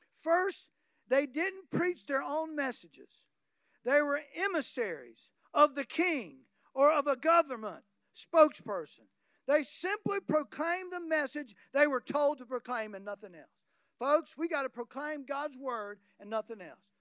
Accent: North Florida, United States; I come from North Florida

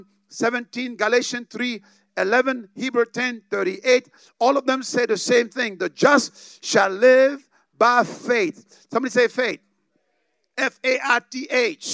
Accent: Dallas, Texas, United States; I come from Dallas

